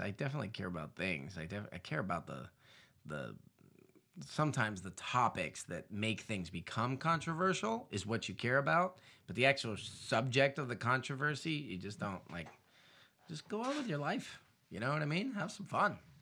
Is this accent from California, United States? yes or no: yes; Southern California, United States; moved away; also born or lived in Indonesia; I grew up in Southern California